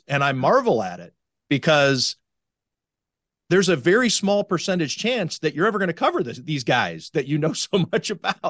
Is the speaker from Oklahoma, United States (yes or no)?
no; Cleveland, Ohio, United States; now in Buffalo, United States; I grew up in Cleveland